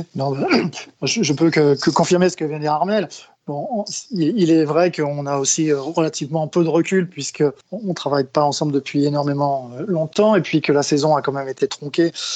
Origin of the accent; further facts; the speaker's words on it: Brittany, France; moved away; also born or lived in Paris region; je suis originaire de Bretagne, donc j'ai plutôt joué là-bas quand j'étais jeune.